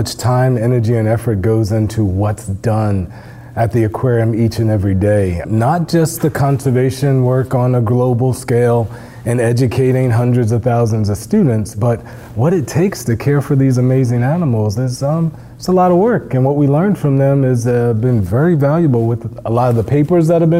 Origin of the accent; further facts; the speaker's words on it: New Jersey, United States; I grew up in New Jersey